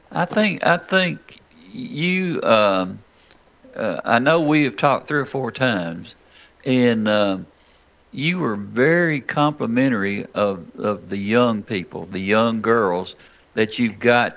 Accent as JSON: {"language": "English", "area": "Rutherford County", "region": "Tennessee", "country": "United States", "tie": "born or raised there", "said": "growing up in Rutherford County, in the, the late 40s, then the 50s, and early 60s"}